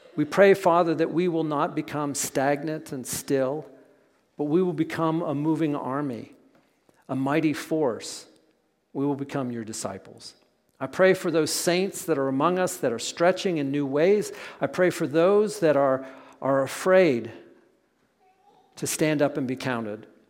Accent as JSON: {"language": "English", "region": "Pennsylvania", "country": "United States", "tie": "born or raised there", "said": "we grew up in Pennsylvania"}